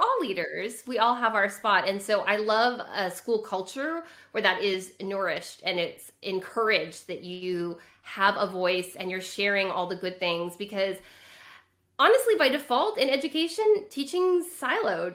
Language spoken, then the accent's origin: English; California, United States; I grew up in California.